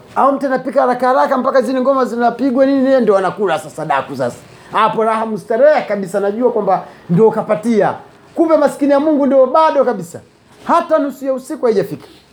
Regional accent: Kigoma, Tanzania; Sisi kule kwetu kule Kigoma kule watu wanamchwana ngoma za daku zapigwa zile

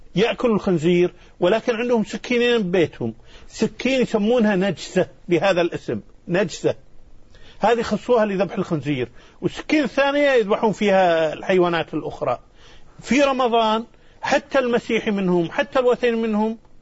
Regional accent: Kuwait; now in Madagascar; أنا من الكويت والكويت في أرض مكة وأهلي في مكة

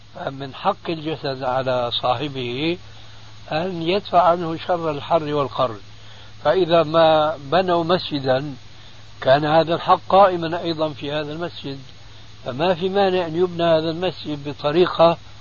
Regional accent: Syria; عندنا في سوريا

